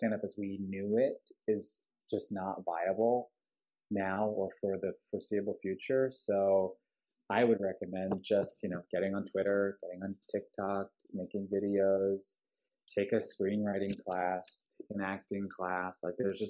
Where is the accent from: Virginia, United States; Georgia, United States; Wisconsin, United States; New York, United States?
New York, United States; Long Island; now in Los Angeles, United States; I'm not from Grand Rapids, Michigan, but I'm from Long Island.